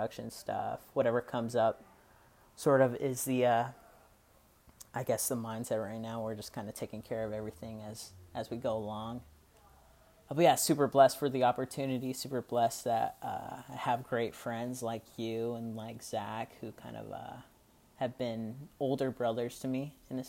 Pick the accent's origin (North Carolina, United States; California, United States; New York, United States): California, United States; Gilroy; also born or lived in San Jose, California; I grew up in a town called Gilroy, California. It's about an hour south of San Francisco. I was born in San Jose